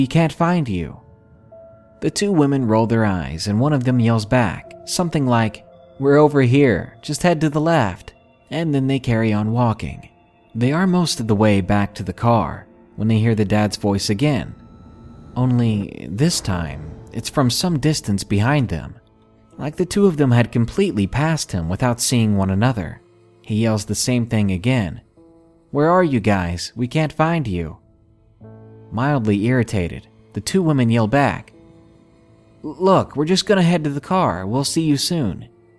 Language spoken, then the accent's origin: English; England, United Kingdom; I'm from England, and my US geography isn't great